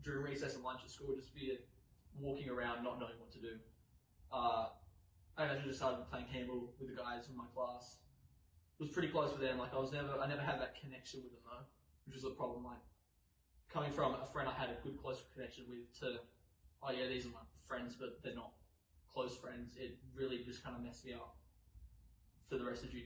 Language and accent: English; New South Wales, Australia; I was born and raised in New South Wales